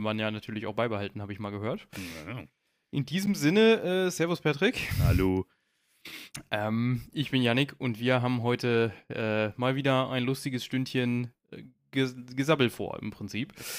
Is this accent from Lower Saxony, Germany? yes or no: yes; Braunschweig, Lower Saxony, Germany; ich komme aus Braunschweig